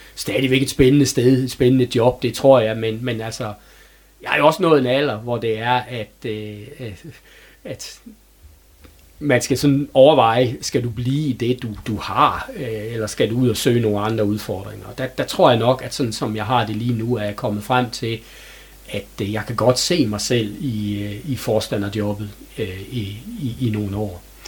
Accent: Herning, Central Denmark Region, Denmark; moved away as an adult; now in Hørby, Denmark; er født og opvokset i Herning, og har øh, levet mit liv indtil jeg var 26 år i, i den øh, by.

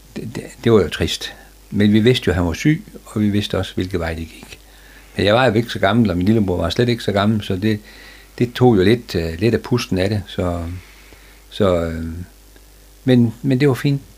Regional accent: Frederikshavn, North Denmark Region, Denmark; der blev jeg født, og jeg blev født op på Stenbergvej

